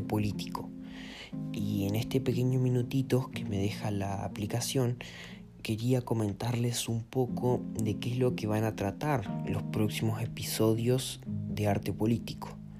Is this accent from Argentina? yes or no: yes; Argentina; soy argentino